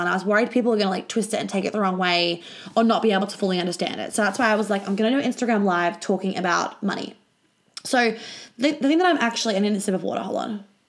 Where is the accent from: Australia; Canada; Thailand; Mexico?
Australia; when I was flying home from London to Australia